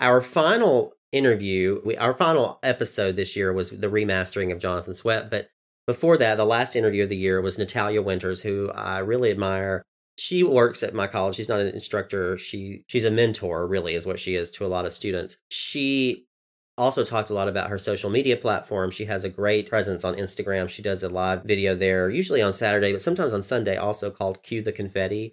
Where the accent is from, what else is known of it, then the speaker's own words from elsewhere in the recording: the South, Southern United States, United States; accent: southern; There's my southern accent